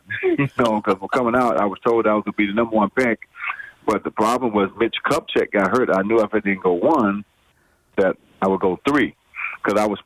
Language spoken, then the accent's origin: English; Baltimore, Maryland, United States; Well, I had a couple playground legends. I grew up in Baltimore who really taught me how to play the game.